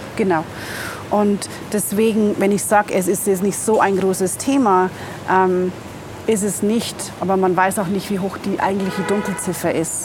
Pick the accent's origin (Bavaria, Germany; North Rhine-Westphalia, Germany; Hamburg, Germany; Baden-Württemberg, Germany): Bavaria, Germany; near Regensburg; moved away as an adult; now in Dakar, Senegal; Ursprünglich bin ich aus Bayern, bei Regensburg.